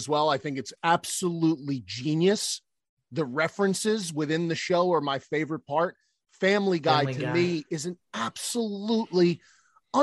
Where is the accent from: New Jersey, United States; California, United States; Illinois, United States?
New Jersey, United States; me coming from North Jersey, growing up in North Jersey